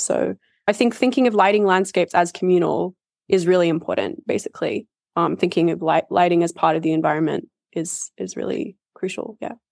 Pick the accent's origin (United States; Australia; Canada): Australia; moved away as an adult; also born or lived in United Kingdom; I think growing up in Australia